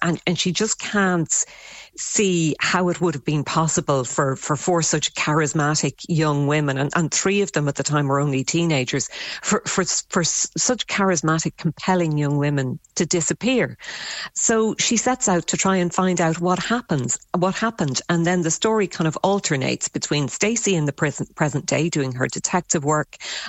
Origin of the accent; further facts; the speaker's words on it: Shannon, Munster, Ireland; I was thinking of, I suppose in many ways, the sort of young women I grew up with in Shannon.